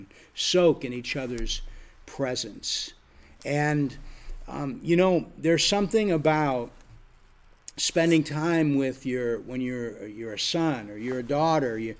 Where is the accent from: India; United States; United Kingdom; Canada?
United States; Erie, Pennsylvania; moved away as an adult; also born or lived in Florida; I'm from Erie, Pennsylvania, but I went to school in Florida